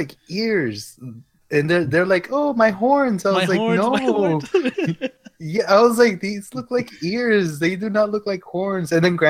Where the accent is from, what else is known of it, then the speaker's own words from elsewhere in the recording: Comstock, Texas, United States; I'm from Comstock and everyone's from Del Rio.